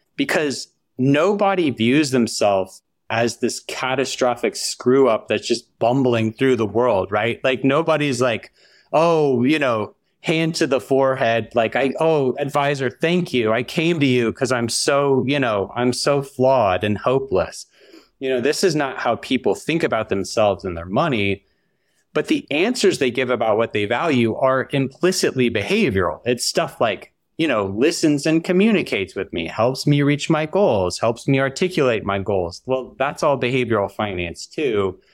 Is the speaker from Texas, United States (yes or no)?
no; Huntsville, Alabama, United States; moved away as an adult; I grew up in Huntsville, Alabama, which is kind of like nerd central